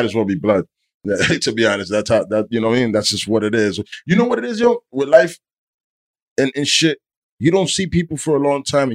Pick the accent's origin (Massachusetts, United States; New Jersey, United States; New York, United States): New Jersey, United States; Weehawken; from Weehawken